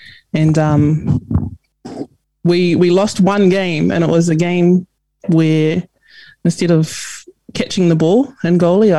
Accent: Auckland, New Zealand; So I was born and raised here in Auckland, and dad's from Ngāti Porou down the east coast, and mum, GI, out in East Auckland.

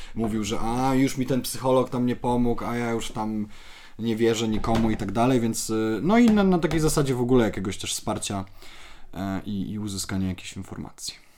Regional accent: Poland; ja jestem z małego miasteczka

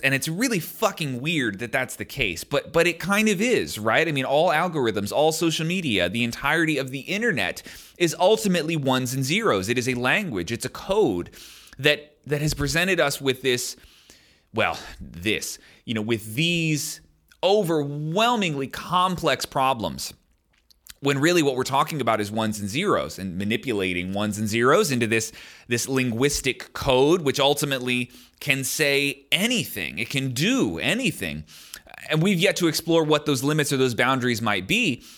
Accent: United States; as an American

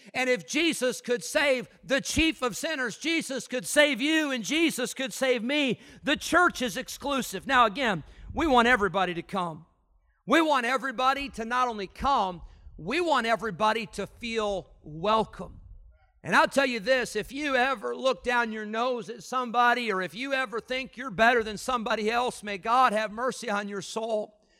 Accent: Illinois, United States; moved away; I grew up in Illinois

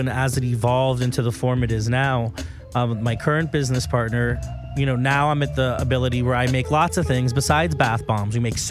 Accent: Miami, Florida, United States; I'm from Miami.

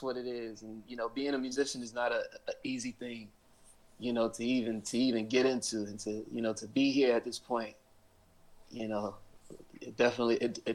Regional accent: Inglewood, California, United States; I was born and raised in Inglewood.

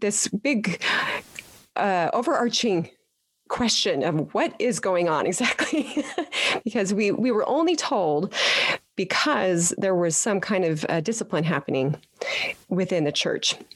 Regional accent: Petersboro, Utah, United States; moved away; I am a Utah girl, born and raised in Petersboro

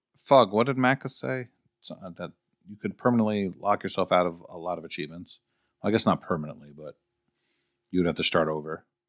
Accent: New York, United States; I'm from New York.

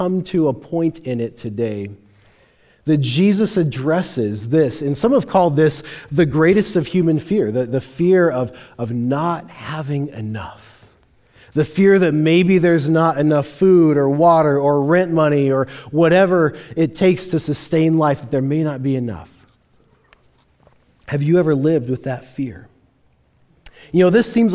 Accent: Longmont, Colorado, United States; I grew up in Longmont.

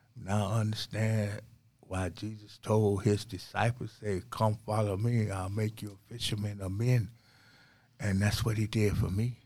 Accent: St. Petersburg, Florida, United States; I was born and raised in Saint Petersburg, Florida

